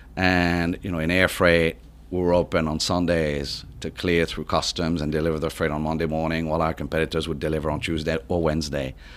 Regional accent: Paris, Île-de-France, France; accent: French; English is a second language; moved away as an adult; I was born and raised in, in Paris

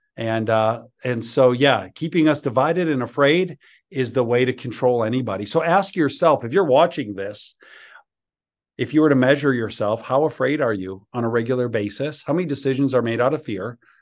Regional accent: Chicago, Illinois, United States; moved away as an adult; now in Georgia, United States; when I moved from Chicago to Georgia

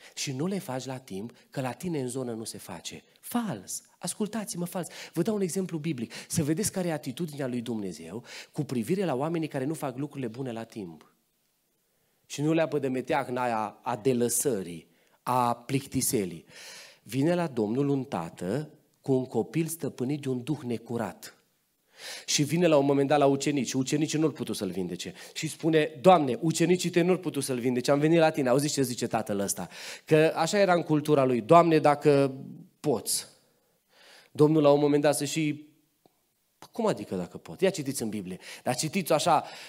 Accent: Transylvania, Romania; M-am născut în Ardeal, mama mea e din zona Sălajului, bunica mea, bunica mea și astăzi trăiește aici în Călinești, la 20 ceva de kilometri de voi, deci am rădăcini și pe aici

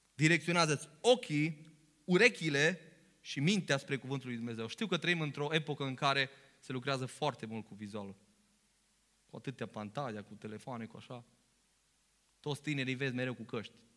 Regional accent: Romania; noi venim dintr-un popor român

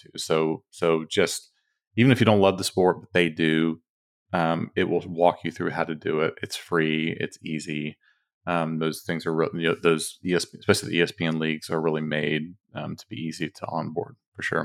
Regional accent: Dallas–Fort Worth area, Texas, United States; we're from Texas, uh, from D F W area

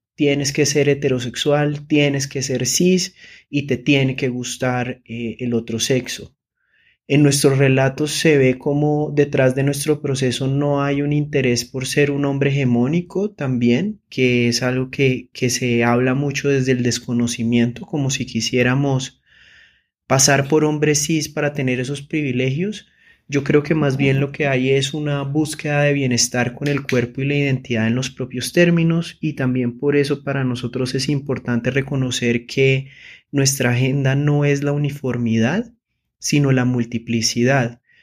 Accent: Girón, Santander, Colombia; now in Bogotá, Colombia; Nací en Girón, Santander y vivo en Bogotá con mi esposa y con mis dos gatos

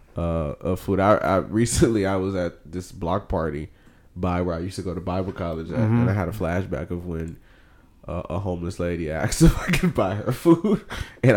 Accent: Houston, Texas, United States; I'm from Houston

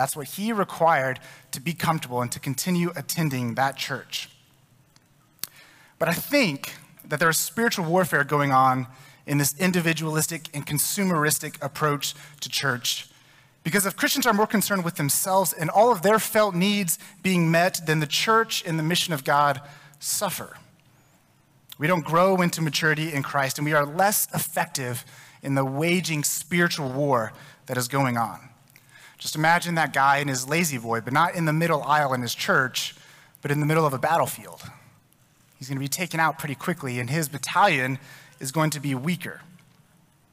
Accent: Texas, United States; I'm from Texas.

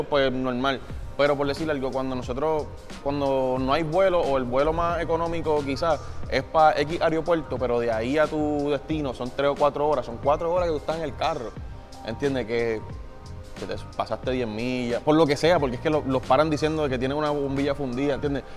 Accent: Puerto Rico; nuestra posición como latino o como puertorriqueño

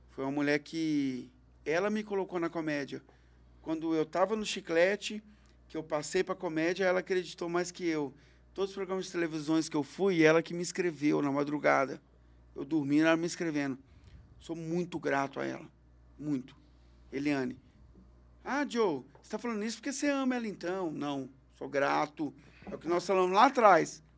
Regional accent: Belo Horizonte, Minas Gerais, Brazil; moved away as an adult; now in Uberlândia, Brazil; Eu sou de Belo Horizonte.

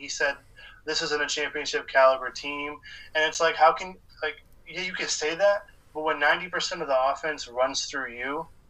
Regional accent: Boston, Massachusetts, United States; I'm from Boston.

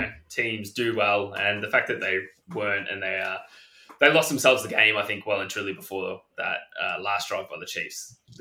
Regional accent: Australia; it's great for us anyway as Aussie fans

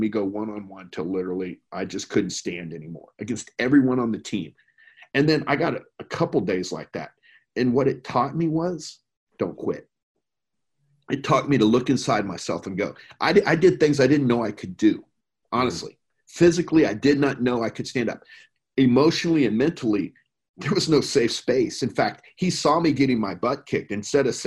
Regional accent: Plano, Texas, United States; I grew up in Plano, Texas, back when Plano wasn't, you know, 12 million people

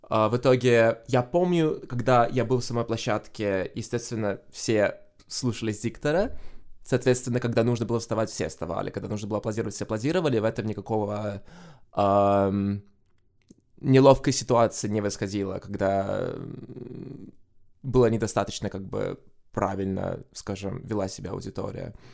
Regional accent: Tallinn, Harju County, Estonia; now in Brighton, United Kingdom; я из Сталина, но вообще сейчас я проживаю в Брайтоне

